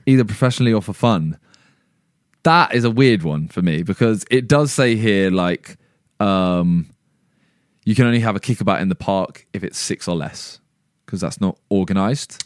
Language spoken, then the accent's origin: English; England, United Kingdom; we're English